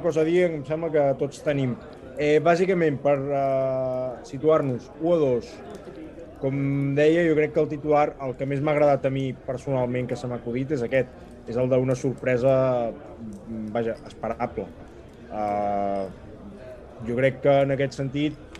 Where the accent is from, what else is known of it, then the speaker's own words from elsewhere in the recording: Figueres, Catalonia, Spain; jo no sóc de Roses, jo sóc de Figueres, que queda una mica al costat